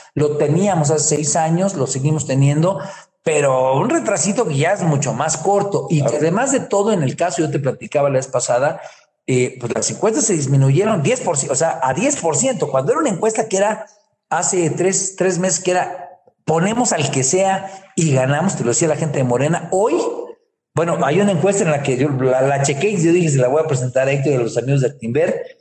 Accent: Guerrero, Mexico; yo soy de allá de Guerrero

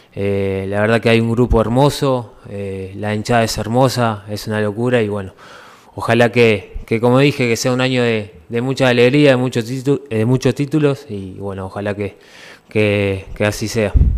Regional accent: Uruguay; moved away as an adult; now in Ecuador; somos uruguayos que, que bueno, salimos de muy abajo allá en el país

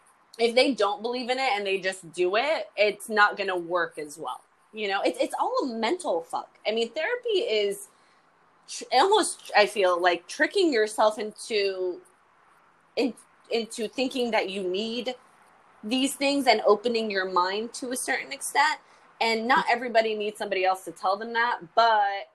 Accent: United States; I say I'm full American

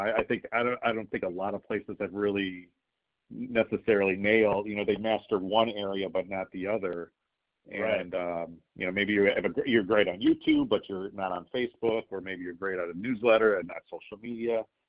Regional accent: Bartlett, Illinois, United States; I grew up in Bartlett, went to Driscoll Catholic, RIT.

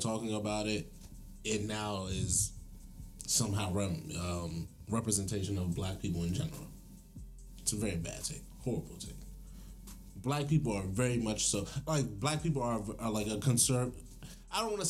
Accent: Prince George's County, Maryland, United States; I got to grow up in Prince George's County

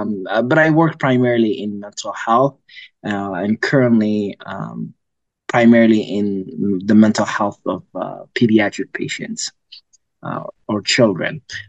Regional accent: Minnesota, United States; I am a resident here in Minneapolis. I grew up in the Twin Cities area. I've lived here most of my life, actually. I came here when I was about 12.

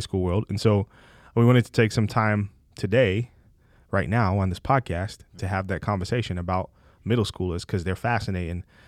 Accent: England, United Kingdom; moved away; I'm from England

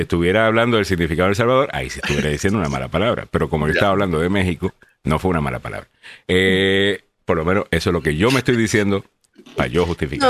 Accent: Puerto Rico; soy puertorriqueño

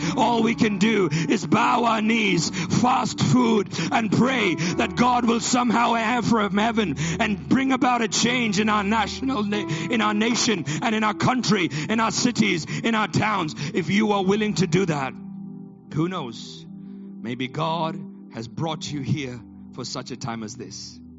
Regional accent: Botswana; also born or lived in Nigeria / India / Middle East; now in United Kingdom; I too am an immigrant. I was born in Nigeria, grew up in Botswana, spent my life in India and the Middle East.

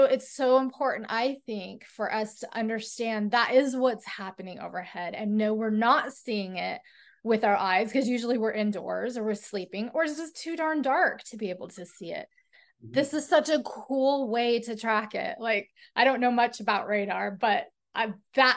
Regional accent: Northern Idaho, United States; I grew up in Northern Idaho

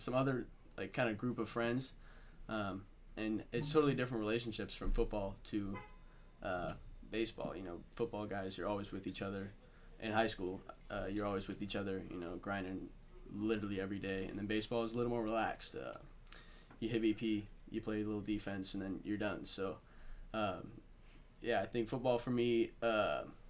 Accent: Vancouver, Washington, United States; I'm from Vancouver, Washington. Born and raised

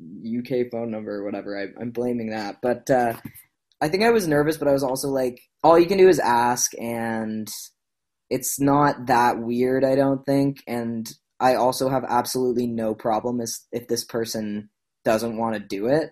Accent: Nova Scotia, Canada; I was from Nova Scotia

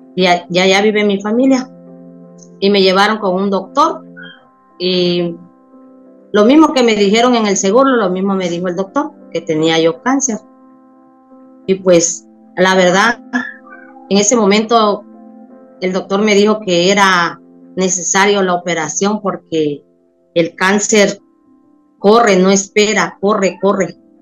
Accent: Tabasco, Mexico; moved away as an adult; now in Cozumel, Mexico; No, yo me vine a vivir a Cozumel. Yo soy de Tabasco, pero vine a, a, Cozumel y aquí tengo 20 años de estar

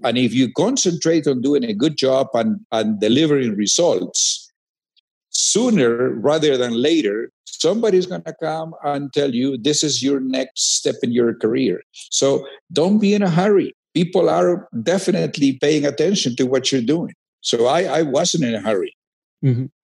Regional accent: Peru; moved away as an adult; I grew up, you know, it's a small town actually in the second city of Peru

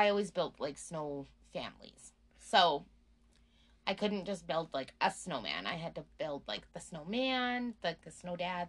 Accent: Red Deer, Alberta, Canada; when I was a kid, I can remember going to Bower Ponds with my dad and my mom and my brother.

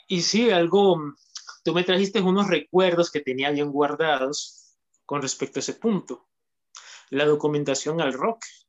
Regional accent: Honduras; aquí en mi país, en lo que es Honduras

